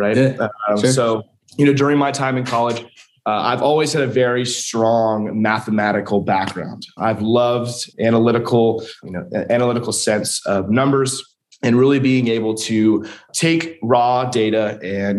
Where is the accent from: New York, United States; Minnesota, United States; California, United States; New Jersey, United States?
California, United States; Huntington Beach; moved away as an adult; also born or lived in San Diego, California; now in Lexington, United States; born and raised in Huntington Beach, California